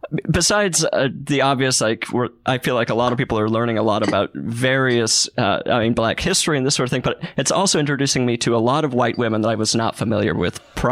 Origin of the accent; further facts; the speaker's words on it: Utah, United States; I'm from Utah.